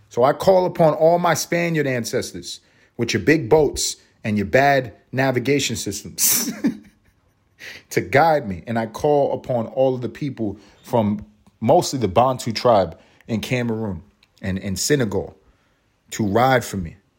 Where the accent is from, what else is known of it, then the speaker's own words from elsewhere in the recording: New York City, New York, United States; I grew up in East Harlem. I'm from New York City. I'm a New Yorican through and through